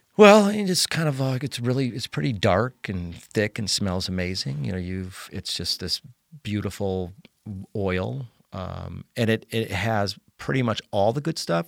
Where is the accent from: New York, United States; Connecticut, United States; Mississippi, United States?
Connecticut, United States; moved away; also born or lived in Colorado; Uh, I was born and raised in Connecticut, um, but I moved out of Connecticut in, um, nineteen ninety-five to go to Colorado.